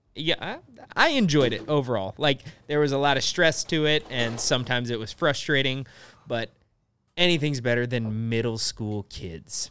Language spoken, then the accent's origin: English; Nebraska, United States; moved away as an adult; also born or lived in South Korea; everyone in Nebraska has a truck, but I didn't have one